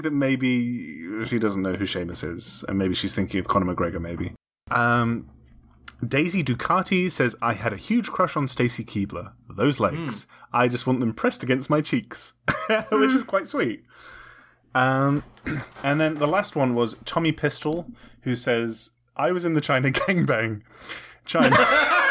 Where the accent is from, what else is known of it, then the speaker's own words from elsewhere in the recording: United Kingdom; moved away; I'm British